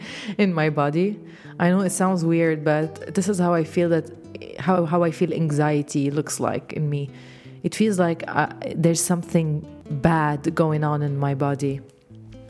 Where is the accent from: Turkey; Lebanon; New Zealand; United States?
Lebanon; English is a second language; I am Lebanese, so English is my second language.